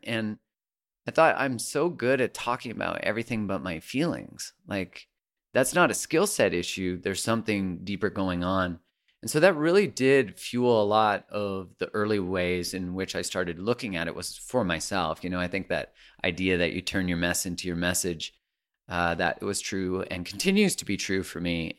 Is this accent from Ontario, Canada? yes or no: no; Calgary, Alberta, Canada; I grew up in Calgary